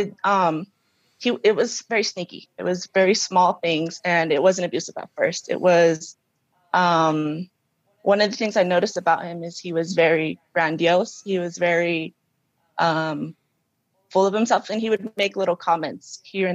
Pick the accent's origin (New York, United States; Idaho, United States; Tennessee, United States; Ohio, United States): Idaho, United States; Roberts; moved away as an adult; also born or lived in California; now in Denver, United States; I was actually born in Cali. Mm-hmm. When I was, like, 3, my parents moved us to Roberts, and I grew up there until I was like 20